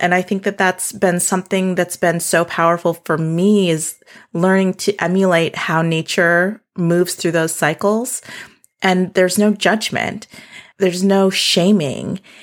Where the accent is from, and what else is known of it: South Dakota, United States; born or raised there; moved away; also born or lived in Seattle